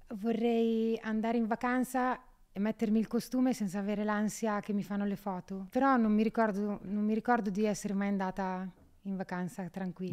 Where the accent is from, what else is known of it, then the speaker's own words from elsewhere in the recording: Solarolo, Emilia-Romagna, Italy; Io vengo da Solarollo in provincia di Ravenna, siamo 4.000 persone